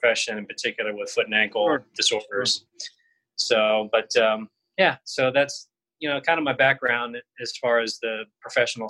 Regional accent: South Georgia near Savannah, United States; moved away as an adult; also born or lived in Miami, Florida / Boston, Massachusetts; now in Scottsdale, United States; originally, I grew up in Georgia, so South Georgia near Savannah.

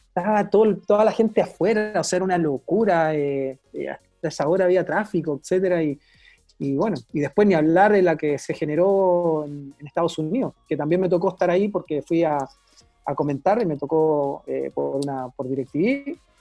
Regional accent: Chile

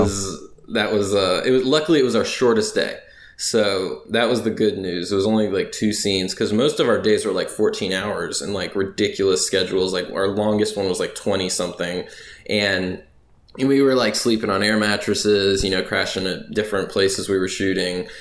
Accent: Raleigh, North Carolina, United States; moved away as an adult; now in Louisiana, United States; I'm originally from North Carolina, the Raleigh area to be specific. It's the capital of the state born and raised there, lived there most all my life.

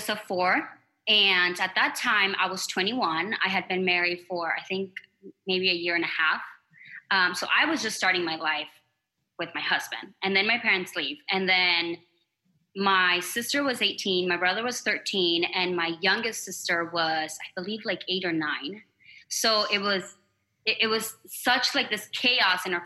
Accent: Arizona, United States; also born or lived in Mexico / Flagstaff, Arizona; I'm from Arizona. I lived here my entire life

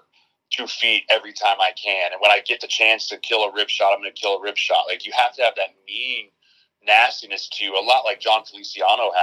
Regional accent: Colorado, United States; moved away; also born or lived in Nebraska; I'm from Colorado

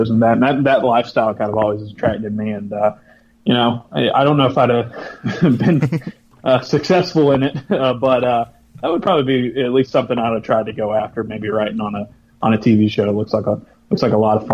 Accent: South Alabama, United States; I was growing up in a small town in South Alabama

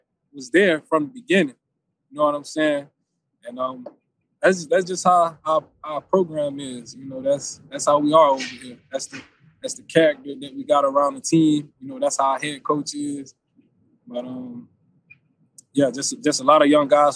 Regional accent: Florida, United States; moved away as an adult; now in Buffalo, United States; I'm from Florida

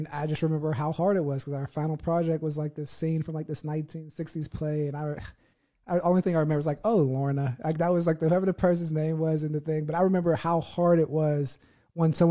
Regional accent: United States; I'm from America

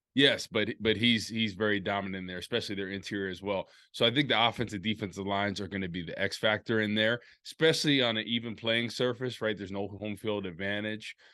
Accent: New Jersey, United States; moved away; I'm back home in New Jersey at my hometown.

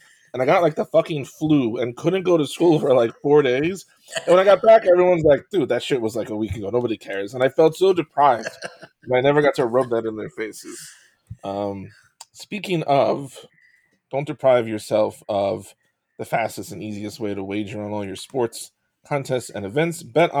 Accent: Western New York, United States; I grew up in Western New York at the time

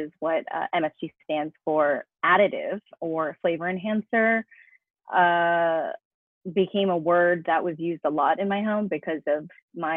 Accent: New York, United States; moved away as an adult; now in Los Angeles, United States; I was born and raised in New York, so I'm actually American

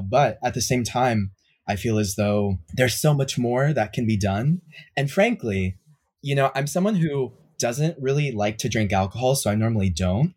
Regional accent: Miami, Florida, United States; moved away as an adult; also born or lived in Europe; now in New York, United States; I'm originally from Miami, Florida. sort of born and raised

